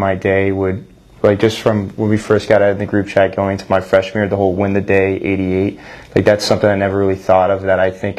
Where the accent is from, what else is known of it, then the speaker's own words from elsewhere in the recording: Austin, Texas, United States; moved away as an adult; now in Jacksonville, United States; I'm from Austin, Texas.